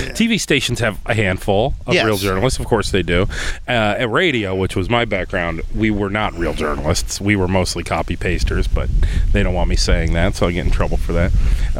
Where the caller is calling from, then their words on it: Rochester, New York, United States; I'm calling from Rochester.